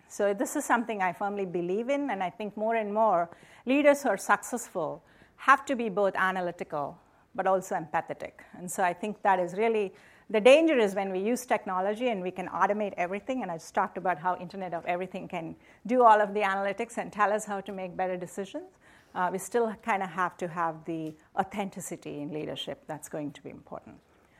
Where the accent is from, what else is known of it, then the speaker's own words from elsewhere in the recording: India; now in United States; So I grew up in India. So I belong to a community of Americans from India, right? So I've lived here a long time, but and I went to IIT in India